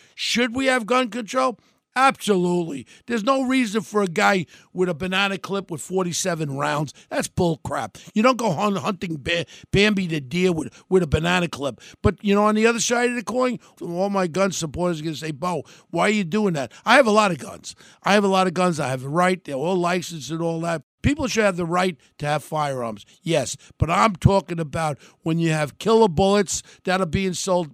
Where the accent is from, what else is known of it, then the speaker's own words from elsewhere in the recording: United States; We're an American